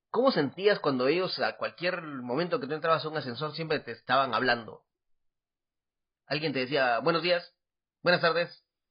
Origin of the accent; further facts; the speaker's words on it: Guatemala; now in Taiwan; yo soy … de Guatemala